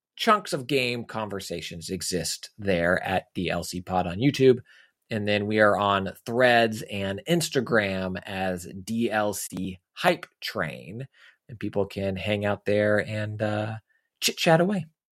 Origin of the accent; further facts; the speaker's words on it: Texas, United States; I grew up in Texas